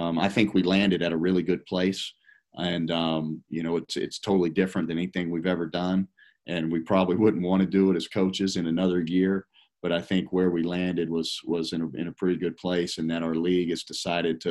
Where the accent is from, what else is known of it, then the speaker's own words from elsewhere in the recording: Tallahassee, Florida, United States; moved away; I'm from Tallahassee. That's where I grew up